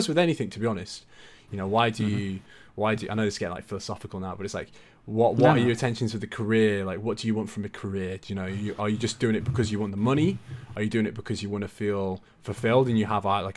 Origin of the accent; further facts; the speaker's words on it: Brisbane, Queensland, Australia; moved away; also born or lived in Tweed Heads; I was born in Brisbane. I used to live in Tweed Heads